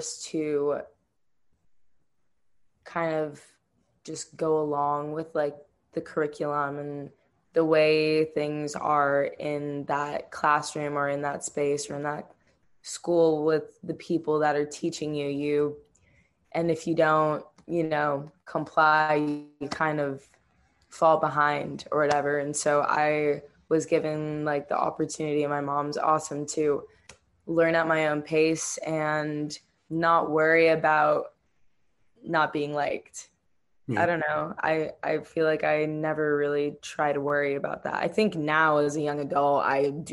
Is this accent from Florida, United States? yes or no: yes; Miami, Florida, United States; now in Eugene, United States; Growing up in Miami was awesome. I'm Cuban and Jamaican, so it's like where my people are